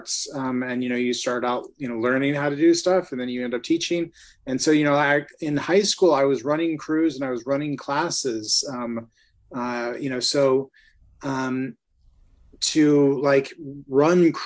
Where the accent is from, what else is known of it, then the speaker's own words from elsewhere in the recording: Ventura, California, United States; moved away as an adult; also born or lived in Ohio / Los Angeles; I grew up in Ventura